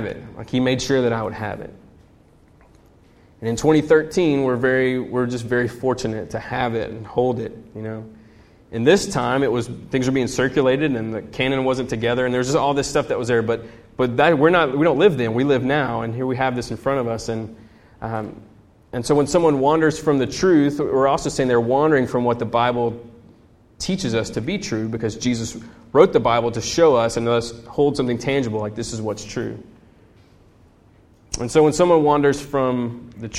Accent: United States; as an American

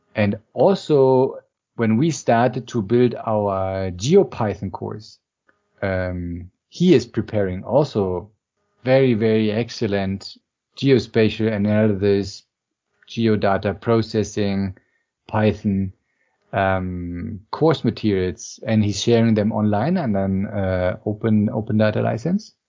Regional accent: Berlin, Germany; I'm actually from Berlin, and even more interestingly, I'm from the east part of Berlin

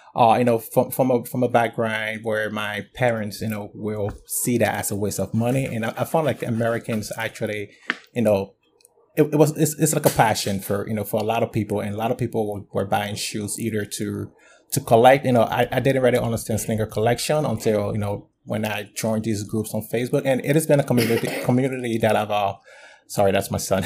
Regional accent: Liberia; now in United States; I'm originally from Liberia, West Africa, and I've been in the U S for probably over, uh, over twelve years

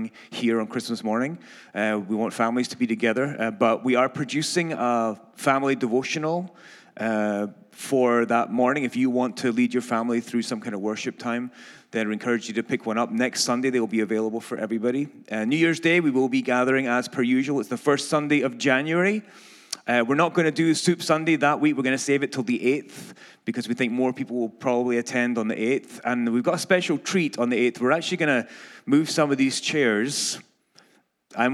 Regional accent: Scotland, United Kingdom; accent: Scottish; moved away

